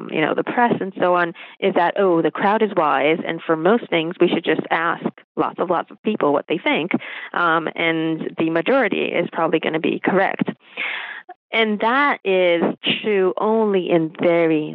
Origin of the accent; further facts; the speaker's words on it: Israel; moved away as an adult; also born or lived in United States; I grew up in Israel